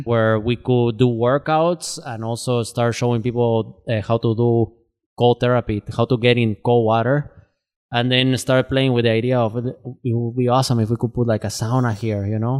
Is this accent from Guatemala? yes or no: yes; Guatemala; now in Twin Cities, United States; I'm originally from Guatemala. I've been living in the Twin Cities since two thousand twelve